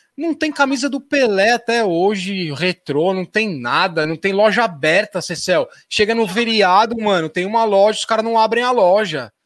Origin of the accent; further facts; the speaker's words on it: São Paulo, Brazil; eu sou de São Paulo também